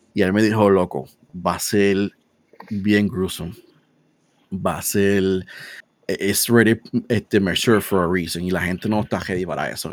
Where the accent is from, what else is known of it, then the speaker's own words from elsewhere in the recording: Puerto Rico; como el boricua